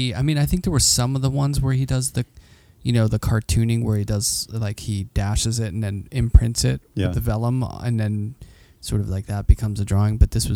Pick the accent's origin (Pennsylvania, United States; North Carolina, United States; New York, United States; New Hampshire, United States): Pennsylvania, United States; Pittsburgh; but I think there was always a familiarity with the image mm-hmm. because you would always see Warhol like growing up, you know